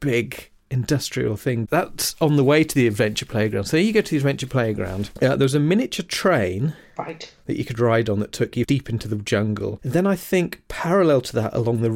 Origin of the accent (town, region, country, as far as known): Lincolnshire, East Midlands, United Kingdom; born or raised there; accent: Lincolnshire